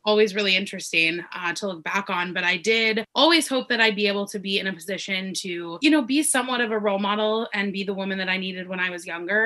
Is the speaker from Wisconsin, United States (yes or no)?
no; Denver, Colorado, United States; moved away as an adult; now in Los Angeles, United States; I'm originally from Denver, Colorado. I now live in Los Angeles